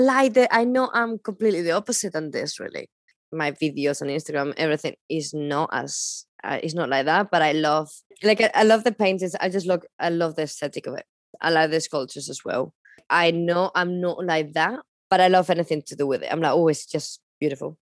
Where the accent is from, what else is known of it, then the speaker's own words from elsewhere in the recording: Palencia, Castile and León, Spain; English is a second language; moved away as an adult; also born or lived in London; I'm from Palencia, and it's very small city.